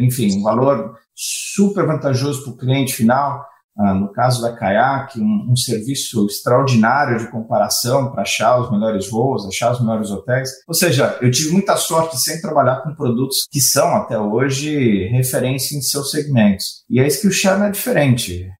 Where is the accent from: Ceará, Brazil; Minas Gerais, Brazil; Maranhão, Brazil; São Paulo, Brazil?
São Paulo, Brazil; moved away as an adult; now in United States; Eu sou original de São Paulo, Brasil, mas eu acabei fazendo minha carreira aqui fora, nos Estados Unidos.